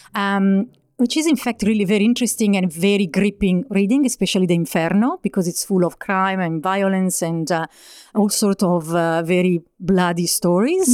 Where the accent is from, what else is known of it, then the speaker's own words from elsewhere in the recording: Bergamo, Lombardy, Italy; moved away as an adult; also born or lived in New Zealand; now in Melbourne, Australia; I was born in Bergamo, which is a very pretty town near Milan uh, in Italy and I've been living in Australia since uh, 2017.